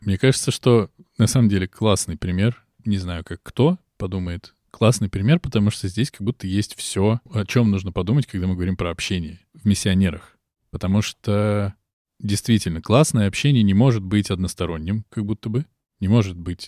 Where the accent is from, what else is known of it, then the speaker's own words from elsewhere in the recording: Moscow, Russia; Я москвич